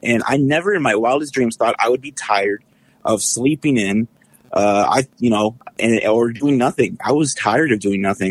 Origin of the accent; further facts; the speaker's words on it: San Antonio, Texas, United States; now in Detroit, United States; I'm originally from San Antonio and, uh, moved here, um, to be closer to my family about twenty years ago